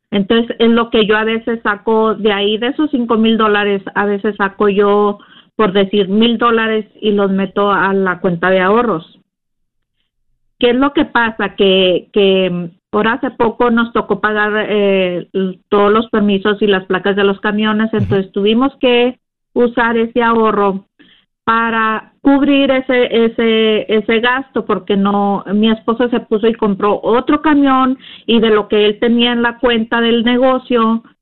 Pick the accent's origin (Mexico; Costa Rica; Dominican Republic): Mexico; moved away; hace como dos, tres años que yo llegué de México